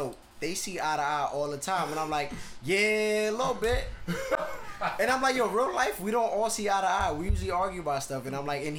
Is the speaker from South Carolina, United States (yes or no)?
no; New York City, New York, United States; I'm really from the Bronx.